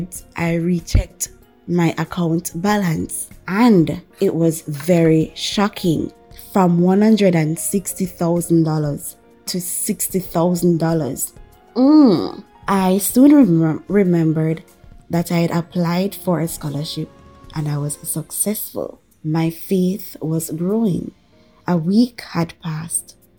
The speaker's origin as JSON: {"language": "English", "country": "Jamaica", "said": "I am from Jamaica"}